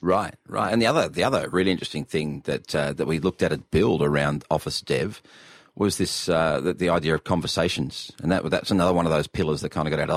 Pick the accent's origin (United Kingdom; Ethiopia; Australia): Australia